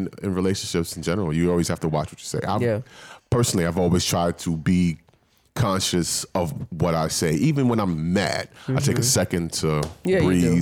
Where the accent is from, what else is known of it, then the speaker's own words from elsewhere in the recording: New York City, New York, United States; growing up in New York City